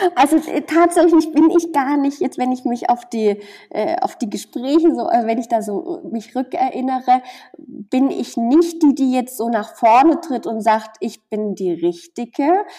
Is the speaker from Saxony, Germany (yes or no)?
yes; near Chemnitz, Saxony, Germany; moved away; ich komme aus der Nähe von Chemnitz